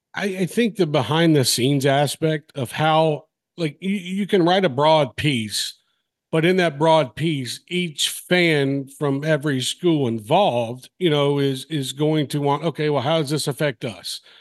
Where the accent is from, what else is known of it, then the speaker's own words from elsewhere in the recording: Mobile, Alabama, United States; moved away as an adult; also born or lived in Nashville; now in Knoxville, United States; I was from Mobile. I was in high school, um, at Davidson.